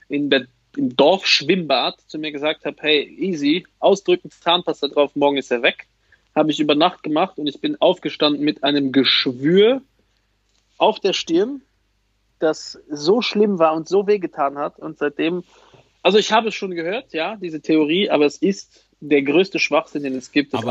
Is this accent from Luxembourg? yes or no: yes; Luxembourg; Bei uns in Luxemburg heißt das Plastik.